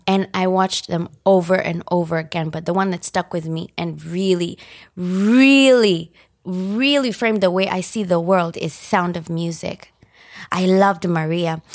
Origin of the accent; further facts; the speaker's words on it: Nairobi, Kenya; moved away as an adult; also born or lived in Japan; now in United States; I grew up in Nairobi, Kenya, and as a result, I am Kenyan.